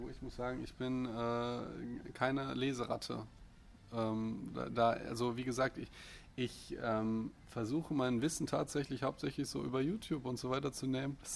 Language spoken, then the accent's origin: German; Austria; Ich bin Österreicher.